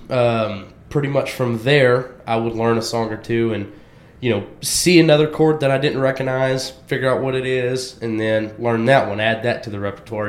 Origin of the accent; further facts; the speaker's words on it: Waxahachie, Texas, United States; I'm born and raised in Waxahachie, Texas